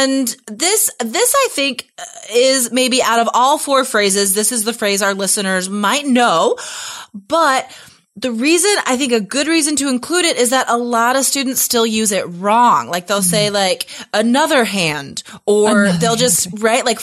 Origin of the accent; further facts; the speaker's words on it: United States; I'm from the States